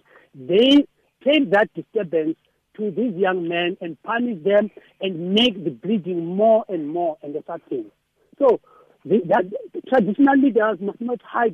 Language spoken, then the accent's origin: English; Eastern Cape, South Africa; now in Western Cape, South Africa; I'm a man from the Eastern Cape